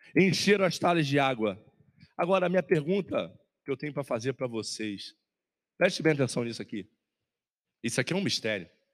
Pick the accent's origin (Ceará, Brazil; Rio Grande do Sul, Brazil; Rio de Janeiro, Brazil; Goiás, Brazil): Rio de Janeiro, Brazil; Eu sou carioca, eu sou lá de Olaria.